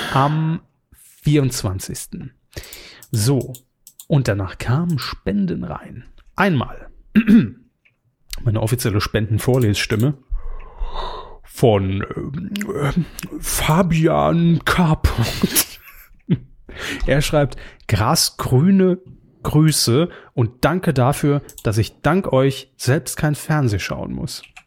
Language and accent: German; Saarland, Germany; wir als Saarländer relativ nah an Frankreich dran sind